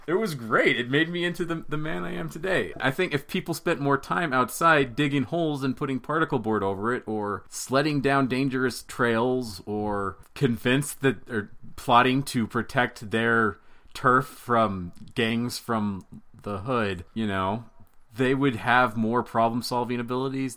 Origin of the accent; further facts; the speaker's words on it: Pocatello, Idaho, United States; moved away; also born or lived in Utah; I went back to Pocatello, my hometown, about a month ago with my family